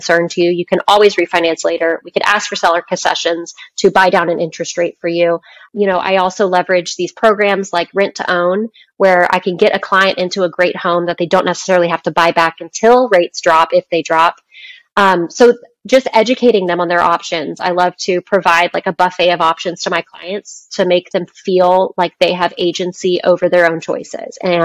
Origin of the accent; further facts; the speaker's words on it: Dallas, Texas, United States; I'm from Dallas. My friends from high school still live there, my family